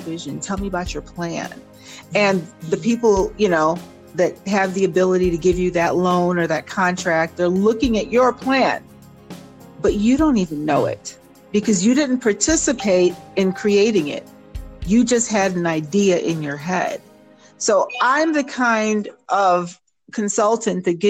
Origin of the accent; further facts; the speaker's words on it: Jamaica; I am Jamaican